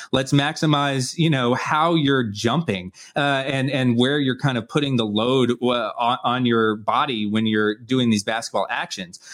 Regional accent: Atlanta, Georgia, United States; I'm from Atlanta

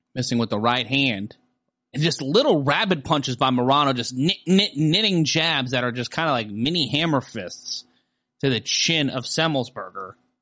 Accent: New York City, New York, United States; growing up in Brooklyn, there was a kingdom hall in our neighborhood

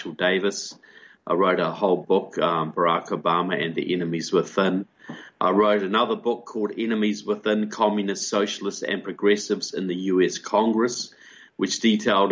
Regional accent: Christchurch, Canterbury, New Zealand; moved away as an adult; I'm originally from New Zealand, grew up in Christchurch, New Zealand

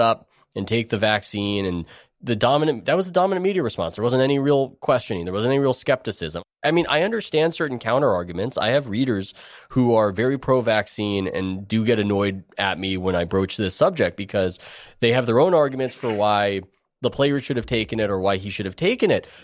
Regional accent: San Diego, California, United States; I grew up in San Diego

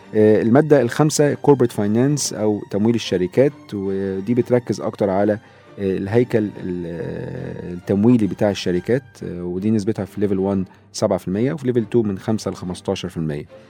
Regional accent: Egypt; عندنا في مصر

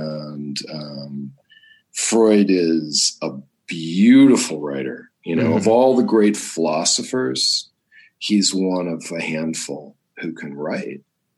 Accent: Southern California, United States; I grew up in Southern California and New Agey world

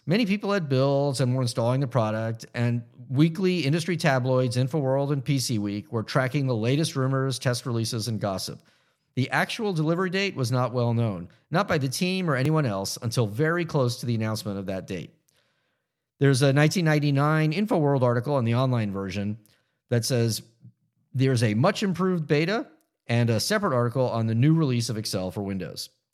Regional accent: Florida, United States; moved away; the people I grew up with in Florida

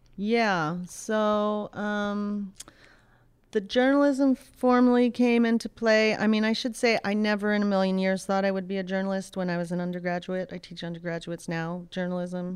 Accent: Pittsburgh, Pennsylvania, United States; moved away as an adult; also born or lived in Rhode Island; I grew up in Pittsburgh, Pennsylvania.

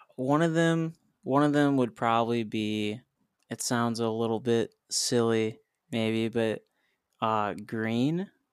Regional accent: Highland, Indiana, United States; now in Nashville, United States; We're, we're actually from this town called Highland, Indiana. So I'm a Hoosier.

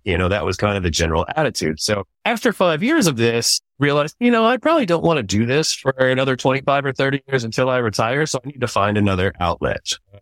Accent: Central Texas, United States; I was raised in Wichita High School and college here in Central Texas. I went to Westlake High School

